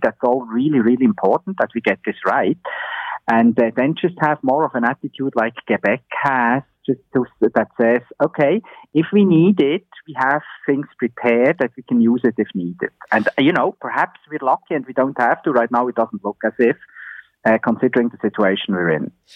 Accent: Switzerland; now in Ontario, Canada; my home country in Switzerland

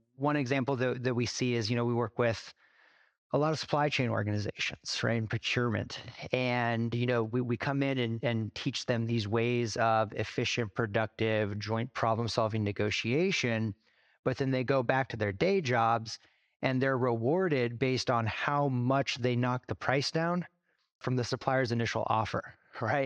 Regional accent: Alaska, United States; moved away as an adult; also born or lived in Dominican Republic; now in Seattle, United States; I grew up in Alaska, born and raised third generation Alaskan

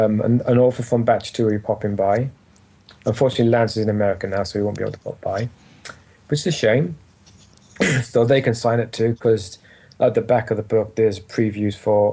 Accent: Wales, United Kingdom; I'm a Welsh myself. I don't sound it, but I am. So writing for him was really fun because as a Welshman

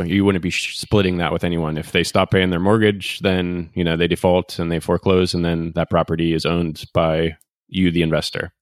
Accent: Pittsburgh, Pennsylvania, United States; moved away; my hometown of Pittsburgh

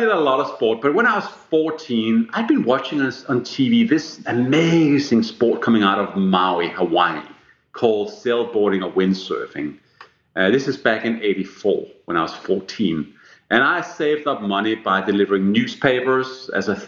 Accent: Denmark; first language Danish; English is a second language; moved away; when I grew up in Denmark

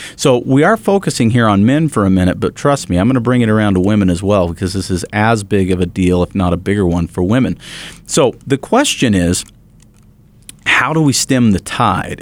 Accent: Bountiful, Utah, United States; the local newspaper that I grew up with there in Bountiful

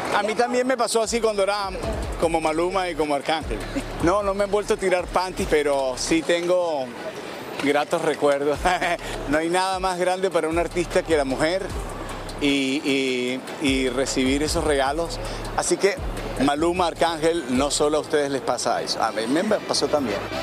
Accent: Colombia; mi país

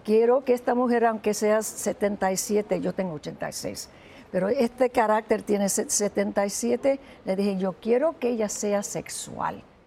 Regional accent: Humacao, Puerto Rico; moved away; mi pueblo, donde nací

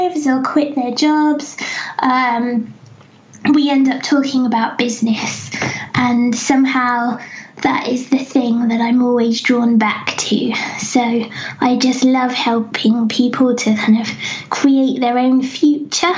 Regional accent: England, United Kingdom; accent: English; I feel very conscious of my English accent

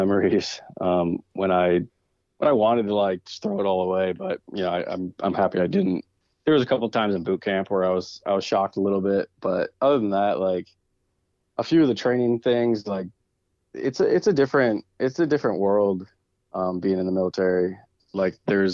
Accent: Ohio, United States; also born or lived in Kentucky; I'm actually from Ohio

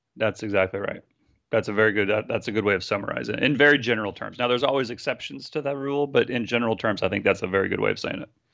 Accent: San Francisco, California, United States; I'm from San Francisco. Uh, I live here with my wife and my eleven-year-old son.

